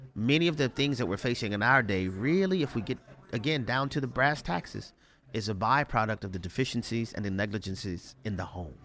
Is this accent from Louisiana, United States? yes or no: yes; New Orleans, Louisiana, United States; I grew up in New Orleans, Louisiana